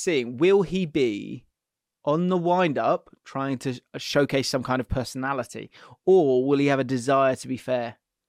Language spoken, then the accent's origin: English; England, United Kingdom; now in United States; I coach youth football out here in the States. I'm originally from England.